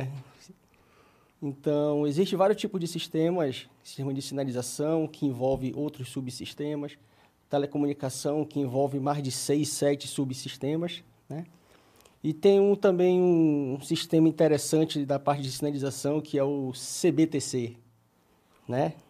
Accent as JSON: {"language": "Portuguese", "town": "Belém", "region": "Pará", "country": "Brazil", "accent": "paraense", "moved": "as an adult", "lives_now": "São Paulo, Brazil", "said": "sou de Belém do Pará"}